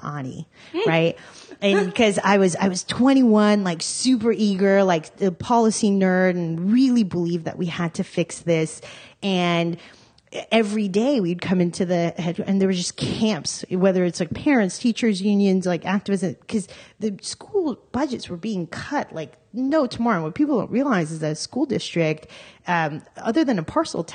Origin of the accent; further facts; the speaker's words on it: Armenia; now in Los Angeles, United States; I was born in Armenia when it was still under Soviet rule